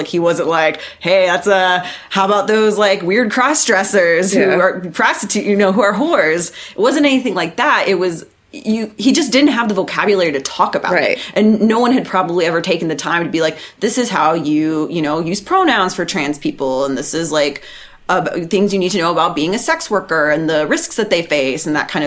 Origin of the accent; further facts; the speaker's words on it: Dallas, Texas, United States; also born or lived in Oklahoma; I'm also from Texas. I'm from the Dallas area